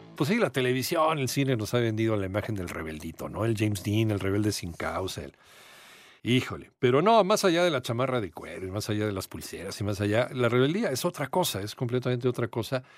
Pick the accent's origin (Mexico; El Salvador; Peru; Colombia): Mexico; Así somos los mexicanos